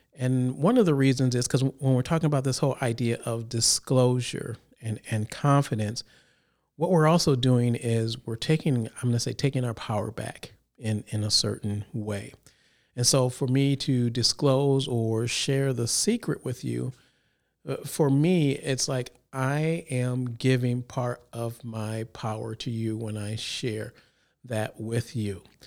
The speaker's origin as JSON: {"language": "English", "town": "Chicago", "region": "Illinois", "country": "United States", "moved": "yes", "lives_now": "Sacramento, United States", "said": "originally I'm from Illinois, Chicago area"}